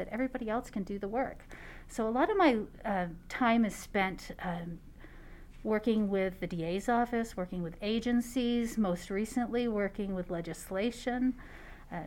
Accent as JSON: {"language": "English", "region": "California", "country": "United States", "tie": "born or raised there", "also_born_or_lived": "Lancaster, New Hampshire", "moved": "as an adult", "lives_now": "Nevada, United States", "said": "I was actually born in a small town in northern New Hampshire called Lancaster. And from there, I moved to California when I was in second grade"}